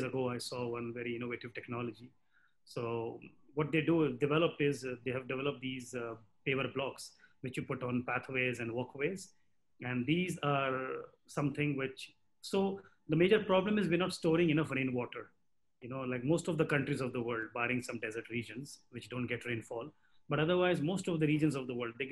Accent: India; I'm Indian as well.

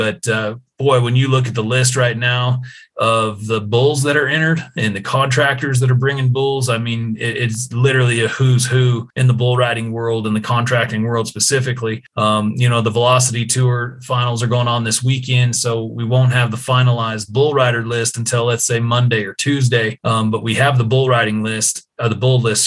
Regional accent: Colorado, United States; moved away as an adult; now in Cheyenne, United States; I grew up in Colorado, but I live in Cheyenne, Wyoming now

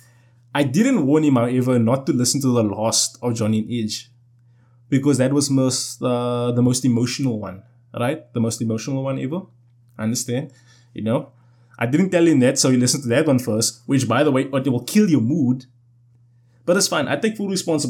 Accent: South Africa; I'm South African

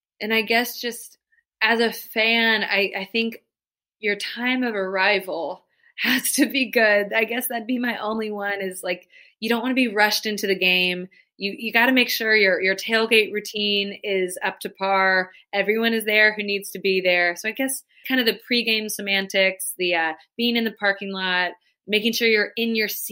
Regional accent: Midwest, United States; moved away; also born or lived in Georgia; I'm a Midwesterner. I came down to the South

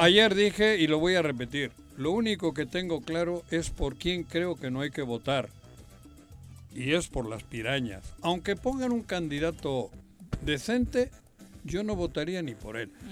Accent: Morelos, Mexico

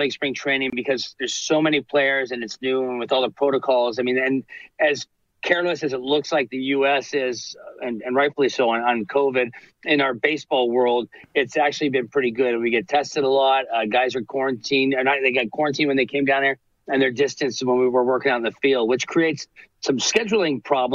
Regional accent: Southern California, United States; now in Canada; I grew up, you know, a Dodger and Angels guy out in Southern California

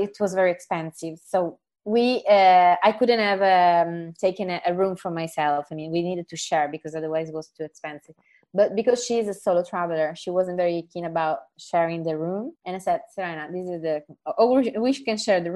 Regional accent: Sicily, Italy; English is a second language; I come from Sicily.

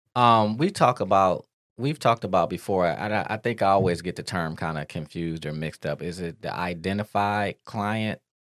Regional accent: Detroit, Michigan, United States; we grew up in Detroit

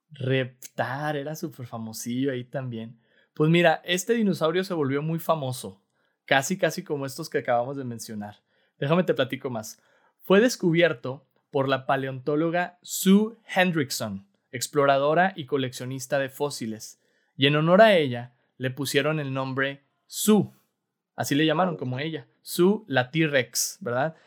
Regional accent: Mexico; Somos mexicanos

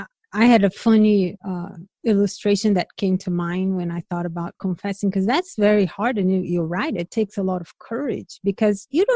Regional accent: Brazil; moved away; I'm from Brazil.

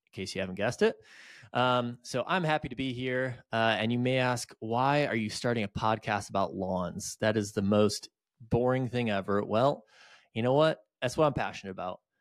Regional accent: just outside of Detroit, Michigan, United States; moved away as an adult; now in Greenville, United States; I grew up just outside of Detroit, uh, moved to Greenville, South Carolina in two thousand nine for college, and I never left.

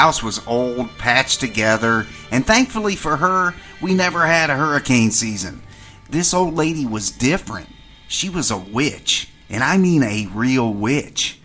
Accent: western Maryland, United States; moved away as an adult; My hometown was buried in the mountains of western Maryland

